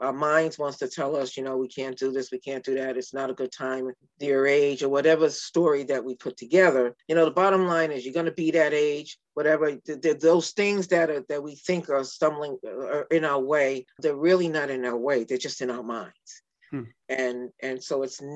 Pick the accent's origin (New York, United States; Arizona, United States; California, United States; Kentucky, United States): New York, United States; New York City; now in Santa Cruz County, United States; growing up in New York City. We were able to get our, they call them your working papers when you were early teen, which allowed you to do, we did jobs in the housing project that I grew up